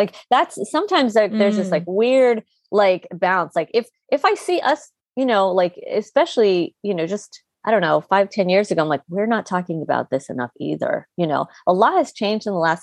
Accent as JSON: {"language": "English", "town": "Chicago", "region": "Illinois", "country": "United States", "tie": "born or raised there", "said": "the bedroom that I shared with my sisters growing up in Chicago in the '90s."}